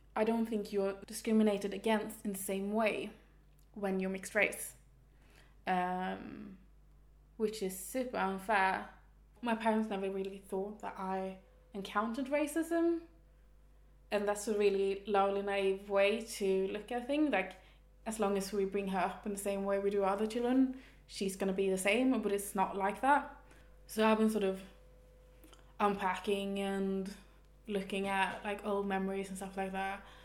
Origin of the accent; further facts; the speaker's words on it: Stockholm, Stockholm County, Sweden; now in Malmö, Sweden; I'm from Stockholm. I live in Malmö.